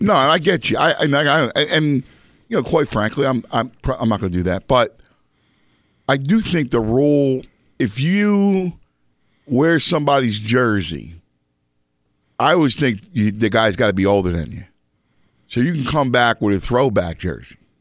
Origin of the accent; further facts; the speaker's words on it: Philadelphia, Pennsylvania, United States; moved away; also born or lived in Chicago / New York; I'm from, obviously, Philadelphia, and I lived elsewhere, Chicago, New York.